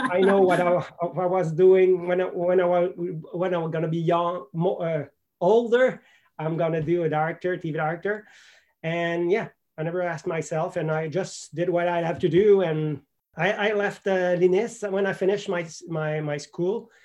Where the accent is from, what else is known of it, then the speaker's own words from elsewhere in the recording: Quebec City, Quebec, Canada; English is a second language; moved away as an adult; also born or lived in Ottawa, Ontario / Montreal, Quebec; If you ask me where I'm from, I'm probably going to tell you Quebec City